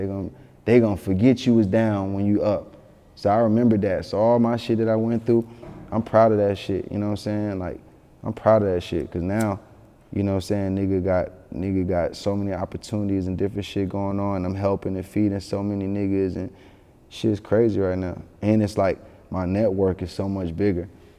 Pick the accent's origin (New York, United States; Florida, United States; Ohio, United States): New York, United States; Yonkers; born there; People don't know I was born in Yonkers. I'm really, really tied to Yonkers.